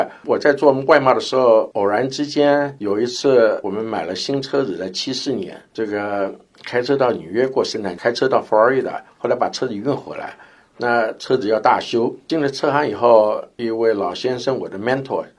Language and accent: Chinese; Taiwan; born there; 那个时候我也运气很好，因为我台湾出生的，我那边还有很多朋友。